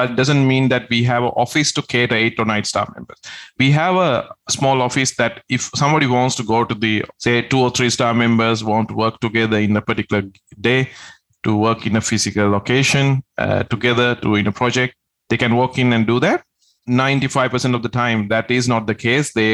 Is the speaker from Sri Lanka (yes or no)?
yes; Sri Lanka; moved away; I'm originally from Sri Lanka, so I had the connections there. My parents live there